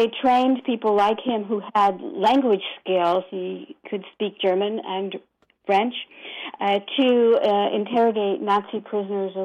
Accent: Bermuda; also born or lived in Brooklyn, New York, United States; while I was born in Brooklyn, I was brought up in Bermuda

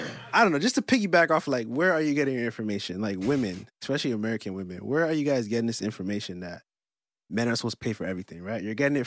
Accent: Canada; That's not how we rock over here in Canada.

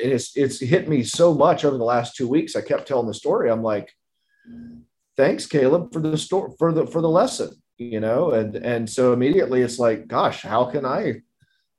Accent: South Carolina, United States; That's kind of my home state

